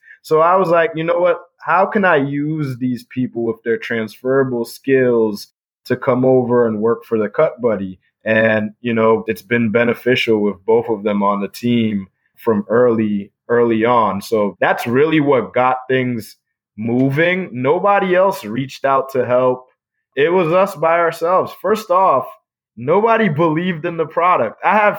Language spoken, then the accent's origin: English; Ithaca, New York, United States; So I had a friend named Pima Mbwana, who I grew up with in Ithaca.